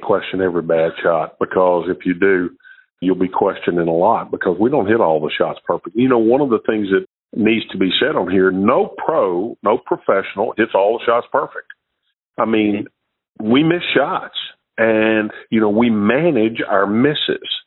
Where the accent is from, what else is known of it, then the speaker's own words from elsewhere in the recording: Shreveport, Louisiana, United States; I was from Shreveport, Louisiana